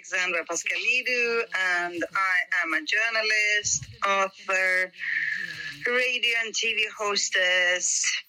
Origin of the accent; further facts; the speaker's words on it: Stockholm, Stockholm County, Sweden; also born or lived in Greece; I came to Sweden when I was six. I was a working class kid from a dysfunctional family. And I grew up in the most stigmatized suburb in Sweden, where like 95% of the inhabitants are like migrants and refugees.